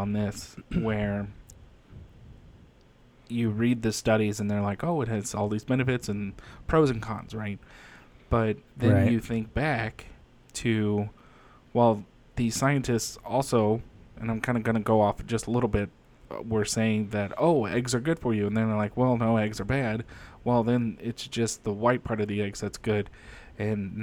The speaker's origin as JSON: {"language": "English", "country": "United States", "said": "I'm an American first, but you know, when you dig deep and you do your genealogy and you find out, well, I'm also Irish and I'm Swedish"}